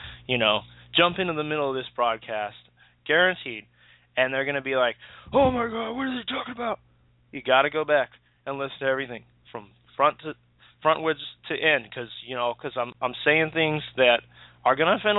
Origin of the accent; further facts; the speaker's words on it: United States; also born or lived in Hawaii; I'm American